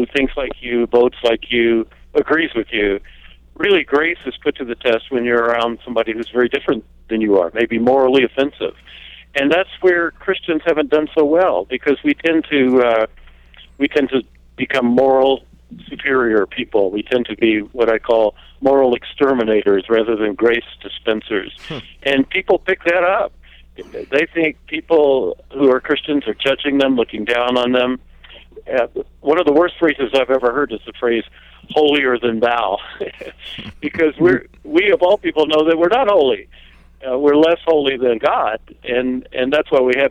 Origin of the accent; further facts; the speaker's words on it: the South, United States; I grew up in the South just as the Civil Rights Movement was getting underway